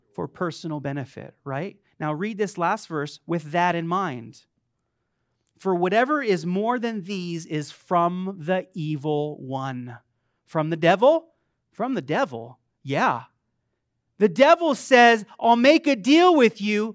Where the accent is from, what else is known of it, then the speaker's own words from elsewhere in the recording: Las Vegas, Nevada, United States; I was born in Vegas